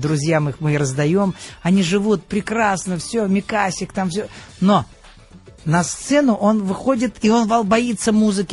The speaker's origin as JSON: {"language": "Russian", "town": "Khimki", "region": "Moscow Oblast", "country": "Russia", "tie": "born or raised there", "said": "Я родился в Москве, но, в общем-то, не в Москве, а в Подмосковье город э, Химки"}